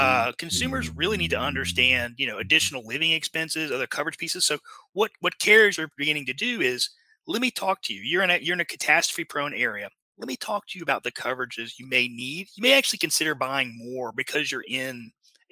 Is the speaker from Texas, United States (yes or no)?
no; Lake Charles, Louisiana, United States; my hometown is a place called Lake Charles, Louisiana